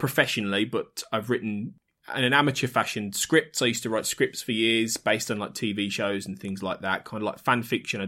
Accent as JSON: {"language": "English", "town": "Birmingham", "region": "West Midlands", "country": "United Kingdom", "tie": "born or raised there", "said": "So I'm from Birmingham in the Midlands, and born and bred in slightly north Birmingham"}